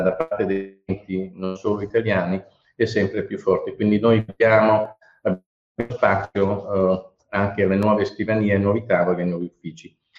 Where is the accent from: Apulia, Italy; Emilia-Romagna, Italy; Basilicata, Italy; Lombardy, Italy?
Apulia, Italy; Bari; moved away as an adult; essendo io nato a Bari, quindi eh, laureato a Bari e poi emigrato